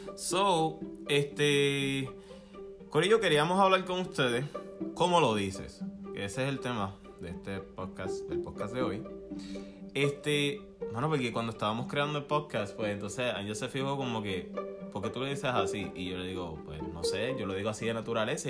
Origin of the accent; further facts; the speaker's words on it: Puerto Rico; accent: boricua; somos boricuas.